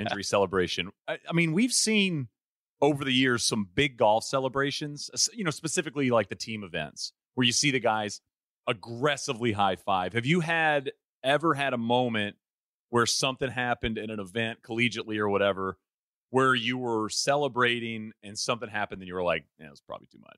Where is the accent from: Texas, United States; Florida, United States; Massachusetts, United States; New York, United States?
Texas, United States; East; I grew up in East Texas